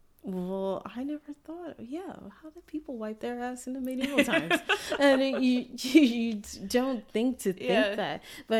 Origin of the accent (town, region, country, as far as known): United States